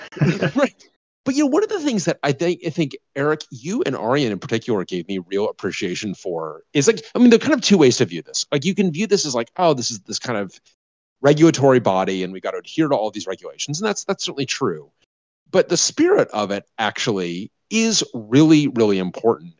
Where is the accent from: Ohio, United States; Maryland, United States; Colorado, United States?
Colorado, United States; Denver; moved away; I grew up in Denver